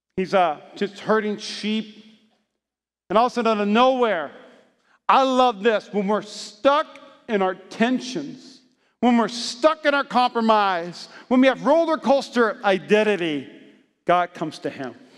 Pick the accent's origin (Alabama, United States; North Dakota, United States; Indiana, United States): North Dakota, United States; I grew up in North Dakota